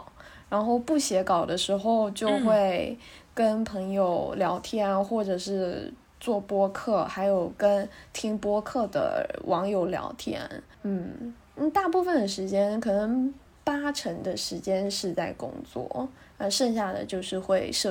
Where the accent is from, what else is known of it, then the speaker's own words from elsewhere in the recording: Taiwan; also born or lived in Nanjing; now in Shanghai, China; 。呃，因缘际会。在大学毕业以前，去了很多个地方，去了三十五六七个国家。